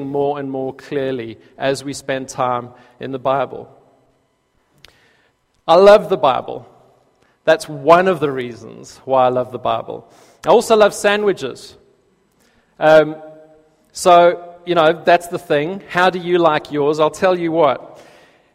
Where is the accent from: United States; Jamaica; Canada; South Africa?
South Africa; accent: South African; moved away as an adult; now in United Kingdom; when I lived in South Africa, I didn't notice my own accent